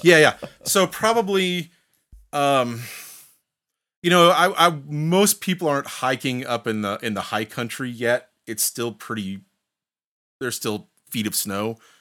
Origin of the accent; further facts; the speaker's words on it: Indiana, United States; now in Bozeman, United States; growing up in the Midwest, as you said, you know, I'm, I'm from Indiana.